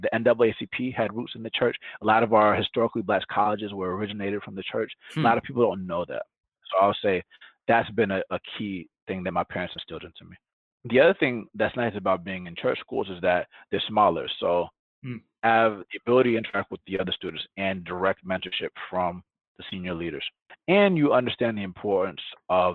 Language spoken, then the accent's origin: English; Atlanta, Georgia, United States; first language Spanish; English is a second language; moved away; growing up in Atlanta, Georgia, I'm black